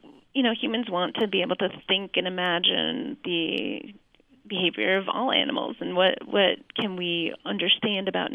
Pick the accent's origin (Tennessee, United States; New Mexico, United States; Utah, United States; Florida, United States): Utah, United States; Salt Lake City; moved away as an adult; now in Flagstaff, United States; my history as a girl growing up in Salt Lake